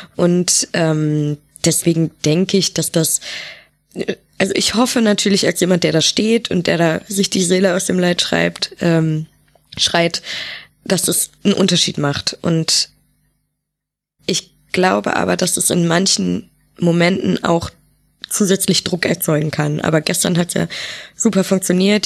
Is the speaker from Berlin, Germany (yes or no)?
no; Düsseldorf, North Rhine-Westphalia, Germany; now in Bremen, Germany; ich komme ja aus Düsseldorf